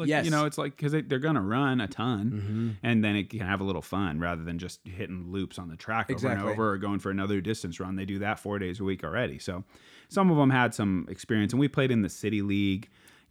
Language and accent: English; Philomath, Oregon, United States; My hometown is called Philomath and I made a club called the Philly Disc Slingers.